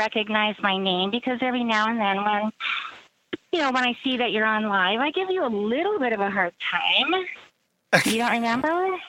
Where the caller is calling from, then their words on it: Colorado, United States; I'm calling from Colorado.